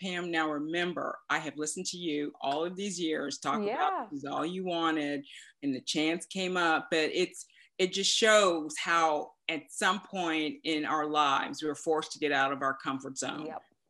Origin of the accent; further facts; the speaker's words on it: Dallas, Texas, United States; born there; I was born in Dallas before we started this crazy moving around for the military.